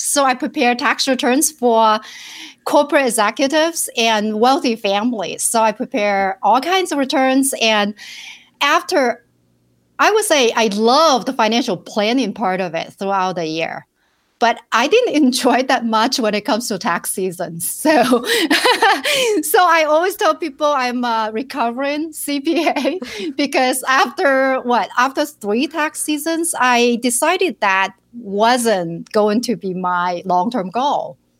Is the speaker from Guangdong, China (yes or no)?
yes; Shenzhen, Guangdong, China; English is a second language; moved away as an adult; also born or lived in rural village, China / Minneapolis, United States; now in United States; I was, uh, born and raised in China in a rural village